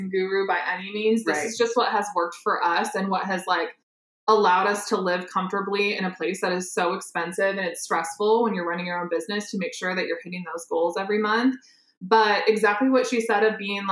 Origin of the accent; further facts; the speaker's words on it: Iowa, United States; I'm from Iowa, so I started there